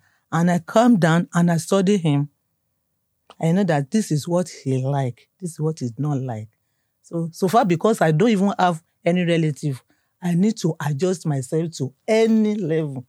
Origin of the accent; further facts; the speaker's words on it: Ondo, Nigeria; moved away; I'm from Ondo State.